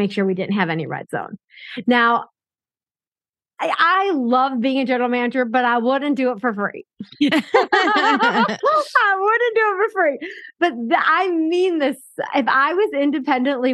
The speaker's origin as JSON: {"language": "English", "town": "Chicago", "region": "Illinois", "country": "United States", "tie": "born or raised there", "said": "I grew up and lived in Chicago my whole life."}